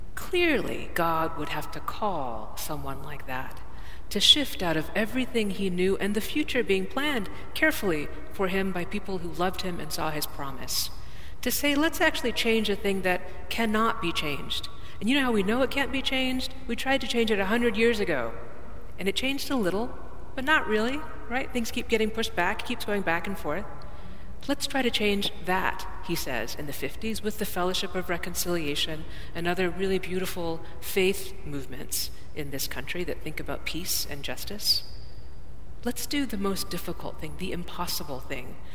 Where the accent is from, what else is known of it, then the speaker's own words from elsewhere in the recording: Dallas, Texas, United States; I'm from Dallas, Texas